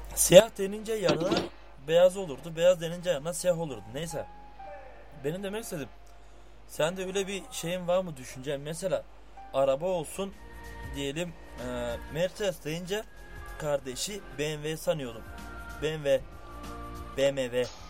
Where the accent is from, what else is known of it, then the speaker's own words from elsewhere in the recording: Bulgaria; Bulgaristan'dayız oldu bitti. Muhaciriz be biz.